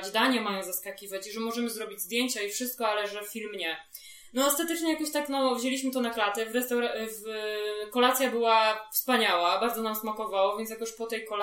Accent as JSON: {"language": "Polish", "town": "Warsaw", "region": "Masovian Voivodeship", "country": "Poland", "said": "jesteśmy z Warszawy"}